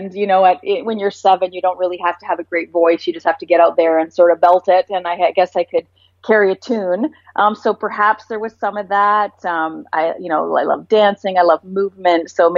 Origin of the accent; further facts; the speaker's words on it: Vancouver, British Columbia, Canada; also born or lived in Vaughan; I was born in Toronto, Canada, and I grew up in the beautiful city of Vancouver.